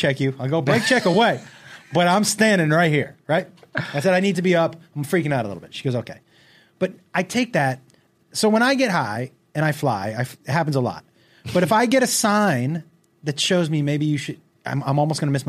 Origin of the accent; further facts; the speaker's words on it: Los Angeles, California, United States; I'm driving a rental in my hometown